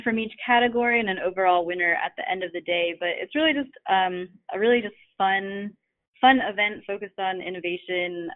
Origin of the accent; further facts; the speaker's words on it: Fort Pierce, Florida, United States; moved away; my hometown of Fort Pierce, Florida